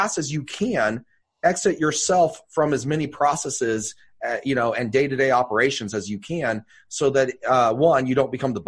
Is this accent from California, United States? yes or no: yes; Bay Area, California, United States; moved away as an adult; now in Idaho, United States; I'm originally from the Bay Area